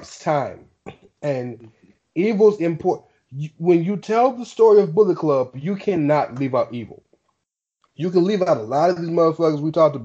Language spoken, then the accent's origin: English; United States; I'm American